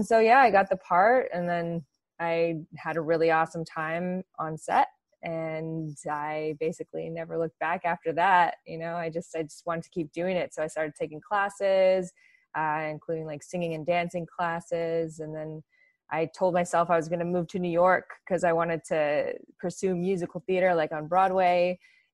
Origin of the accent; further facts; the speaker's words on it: Regina, Saskatchewan, Canada; I was raised in Regina, Saskatchewan